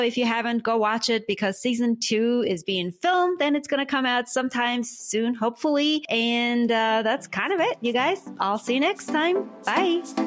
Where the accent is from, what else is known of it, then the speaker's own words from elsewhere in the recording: Armenia; now in United States; I am from Armenia